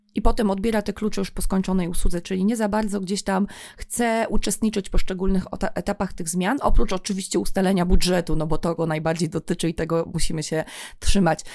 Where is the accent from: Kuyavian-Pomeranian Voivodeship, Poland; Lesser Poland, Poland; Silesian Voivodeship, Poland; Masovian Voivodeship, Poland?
Kuyavian-Pomeranian Voivodeship, Poland; Toruń; ja tutaj jestem z Torunia